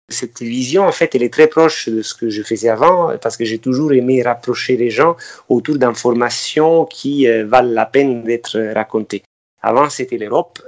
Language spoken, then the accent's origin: French; Amalfi Coast, Campania, Italy; moved away; je suis originaire de la côte amalfitaine